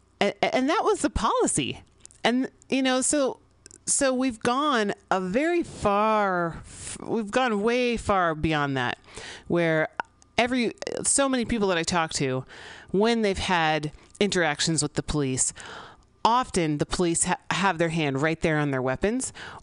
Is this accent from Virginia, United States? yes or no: no; San Francisco, California, United States; I grew up here in San Francisco.